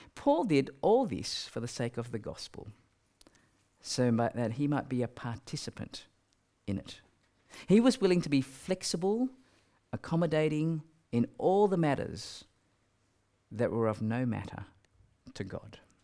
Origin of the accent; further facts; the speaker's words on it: Australia; I'm from Australia